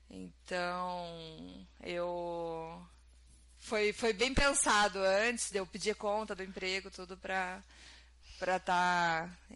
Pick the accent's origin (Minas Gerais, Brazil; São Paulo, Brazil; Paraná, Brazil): Paraná, Brazil; Curitiba; moved away as an adult; now in Quebec City, Canada; E a nossa ideia sempre foi morar numa cidade menor, não como a gente veio de Curitiba, a gente já queria morar numa cidade menor.